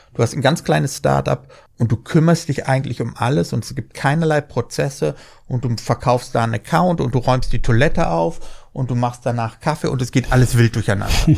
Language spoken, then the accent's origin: German; Germany; wir sind Deutsche